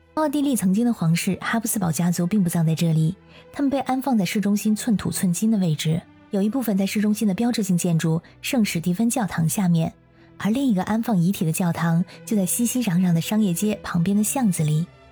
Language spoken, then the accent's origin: Chinese; China; 我们中国人很多都是遵循传统去扫墓祭祖